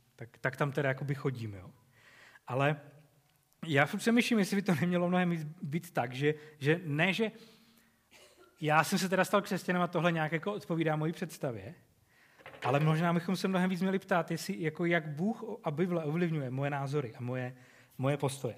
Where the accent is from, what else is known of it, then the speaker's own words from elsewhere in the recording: Czechia; jako Češi